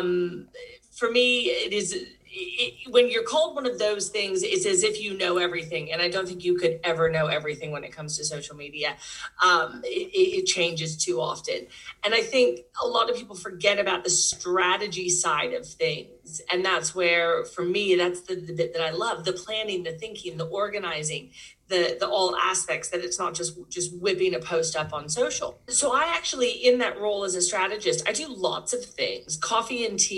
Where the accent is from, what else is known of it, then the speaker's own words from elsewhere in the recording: Texas, United States; moved away as an adult; now in Perth, Australia; I am Texan. I grew up in Texas, but I came to Perth, actually, of all places, as a backpacker about 20 years ago